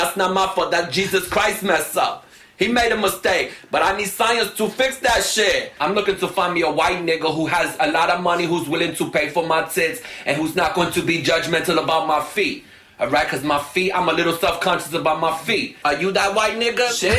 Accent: New York City, New York, United States; I'm a transsexual from the Lower East Side.

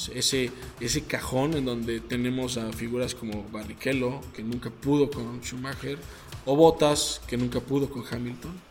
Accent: Mexico; como mexicanos

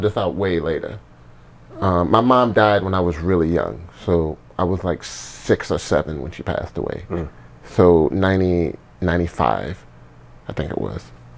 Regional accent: New Orleans, Louisiana, United States; I'm from New Orleans

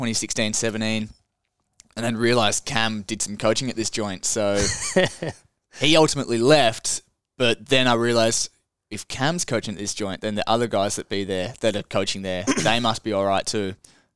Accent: Hamilton, Victoria, Australia; moved away as an adult; also born or lived in Ballarat; now in Mornington, Australia; growing up in Hamilton, essentially haven't done that since I was in prep and year seven

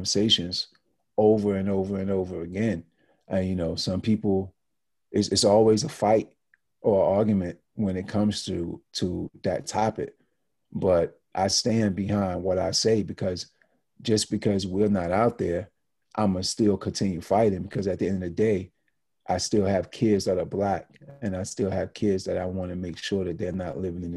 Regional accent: Deep South, United States; now in New York, United States; being that I was in the Deep South in the woods

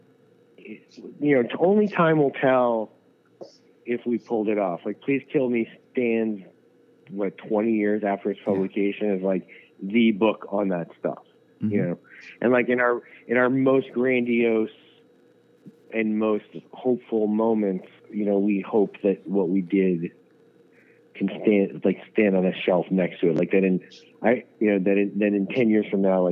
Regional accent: New York City, New York, United States; I grew up in New York City.

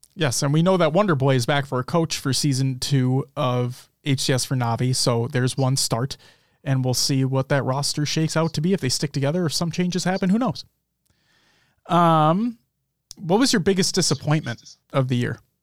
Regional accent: United States; we are from the United States

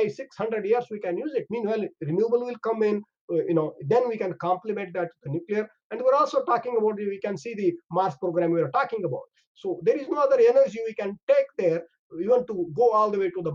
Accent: India; moved away as an adult; also born or lived in Canada; I'm from India.

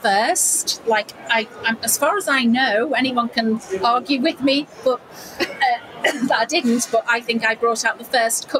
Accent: Wirral, North West England, United Kingdom; You can probably tell by my accent, we're from near Liverpool. If I say the Wirral, nobody's ever heard of it. So I say near Liverpool.

